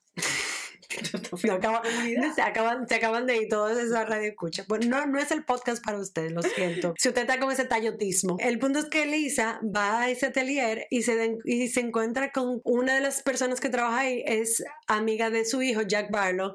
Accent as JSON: {"language": "Spanish", "country": "Dominican Republic", "said": "yo soy dominicana"}